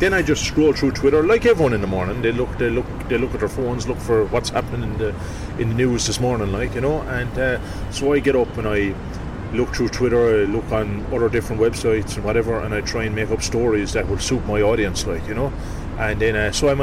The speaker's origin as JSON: {"language": "English", "town": "Youghal", "region": "Munster", "country": "Ireland", "said": "I'm from Youghal, and we got a local radio station, Community Radio Youghal"}